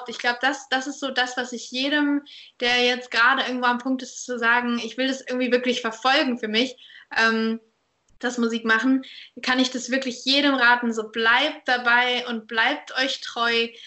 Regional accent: Saarbrücken, Saarland, Germany; ja. in Saarbrücken.

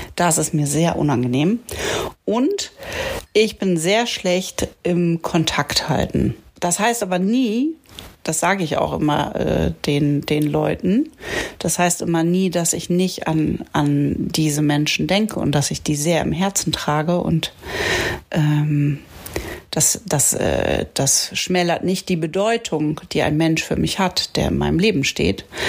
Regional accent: Achim, Lower Saxony, Germany; moved away as an adult; also born or lived in Bremen / Munich / Düsseldorf / Berlin; now in Lötz, Germany; aufgewachsen bin ich ja in Achim bei Bremen

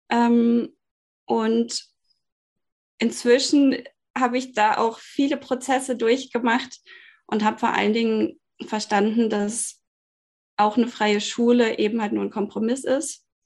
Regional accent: Bielefeld, North Rhine-Westphalia, Germany; born there; Wir wohnen hier in einem schönen Holzhaus in Süddeutschland, inzwischen gebürtig aus Bielefeld.

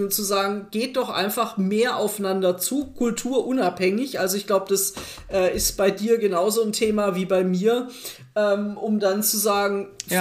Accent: Germany; wir, glaube ich, als Deutsche

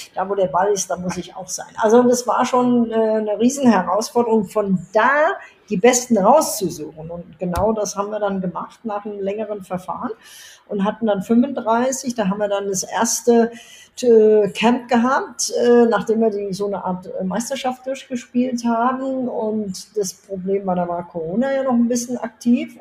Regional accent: Germany; moved away as an adult; now in Riyadh, Saudi Arabia; als Deutsche

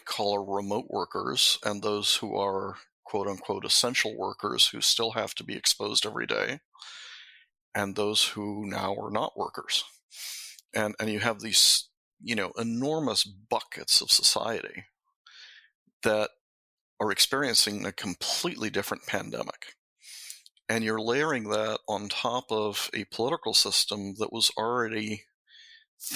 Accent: Mexico; moved away; when I was brought up in Mexico in a Jesuit school

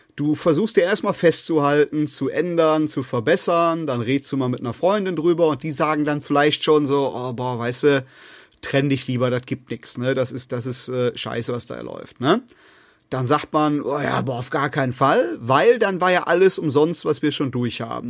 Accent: North Rhine-Westphalia, Germany; bei uns in Nordrhein-Westfalen

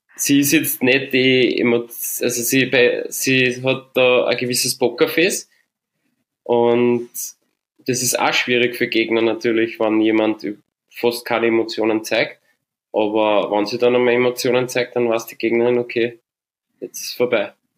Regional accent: St. Pölten, Lower Austria, Austria; born or raised there

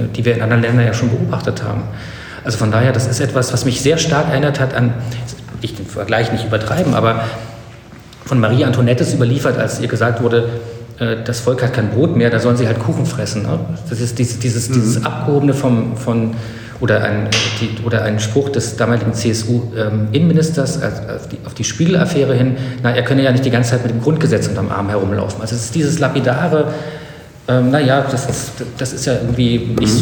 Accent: East Germany, Germany; also born or lived in Potsdam; ich bin in der DDR groß geworden

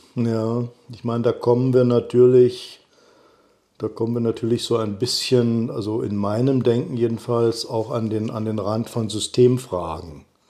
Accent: East Germany, Germany; ich bin ja in Ostdeutschland groß geworden

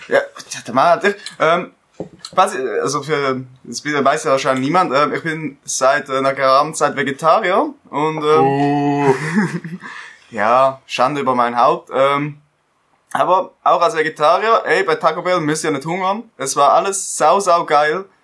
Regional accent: Switzerland; Bin Schweizer

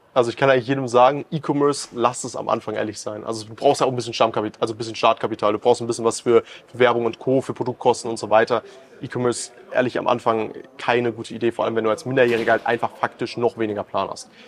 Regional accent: Germany; bei uns in Deutschland

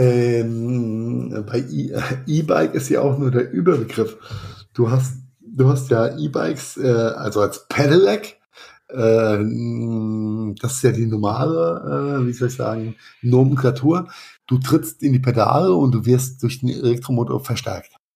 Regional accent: Rhenish Hesse, Rhineland-Palatinate, Germany; wie es bei uns in Rheinhessen heißt

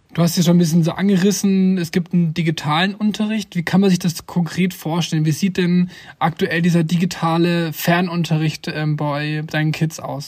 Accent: Germany; bei uns in Deutschland

